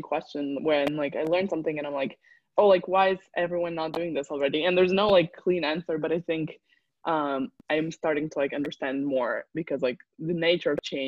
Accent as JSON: {"language": "English", "country": "Uzbekistan", "said": "I come from Uzbekistan"}